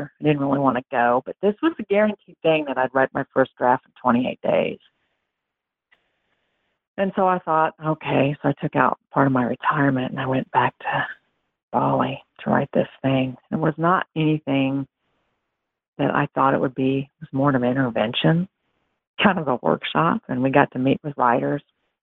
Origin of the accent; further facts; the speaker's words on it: Western Kansas, United States; also born or lived in Lawrence, Kansas; now in Florida, United States; I'm from Western Kansas, about 5 hours southwest of Lawrence